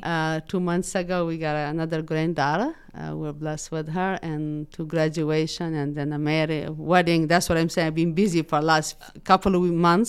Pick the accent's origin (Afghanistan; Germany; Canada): Afghanistan; English is a second language; also born or lived in Pakistan; now in Muncie, United States; Originally, I'm born in Afghanistan, and then I was forced to refugee camp in Pakistan. I lived in Pakistan for six years